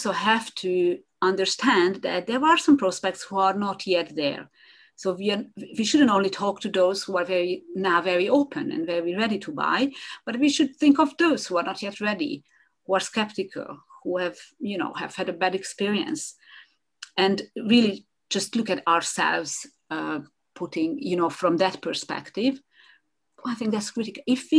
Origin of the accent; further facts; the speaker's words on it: Hungary; first language Hungarian; English is a second language; So that makes it, I think, 5 languages together with Hungarian, which is my mother tongue. I'm sorry. So that's my mother tongue.